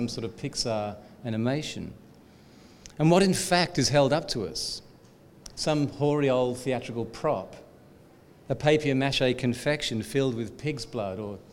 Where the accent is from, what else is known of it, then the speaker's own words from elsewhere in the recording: Australia; as an Australian